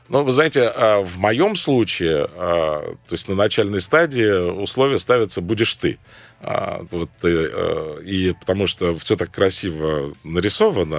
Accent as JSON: {"language": "Russian", "town": "Cairo", "region": "Cairo Governorate", "country": "Egypt", "tie": "born or raised there", "moved": "yes", "lives_now": "Moscow, Russia", "said": "Родился я в Каире"}